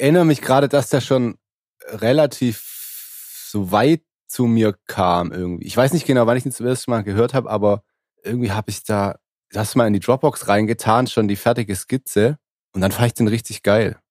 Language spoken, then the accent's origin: German; Swabia, Germany; Ich als Schwabe